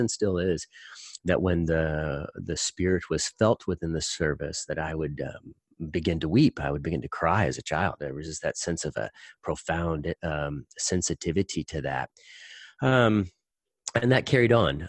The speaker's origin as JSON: {"language": "English", "region": "Indiana", "country": "United States", "tie": "born or raised there", "said": "I grew up in the Midwest. I grew up in Indiana."}